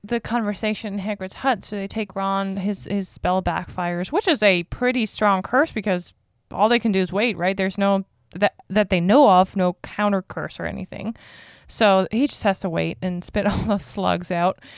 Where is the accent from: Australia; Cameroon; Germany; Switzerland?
Germany; moved away; I'm from Germany